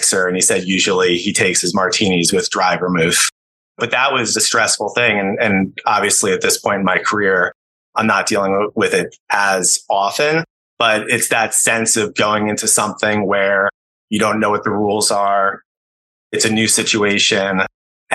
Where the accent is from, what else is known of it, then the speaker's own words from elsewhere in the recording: Connecticut, United States; I grew up in the New York City area, outside the city, primarily in Connecticut